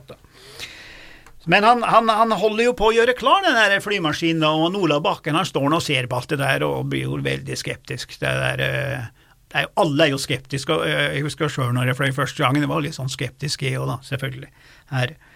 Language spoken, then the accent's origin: Norwegian; Lesja, Innlandet, Norway; På Lesja, jeg husker jeg vokste opp, på Lesja, der var det statiske hesjer.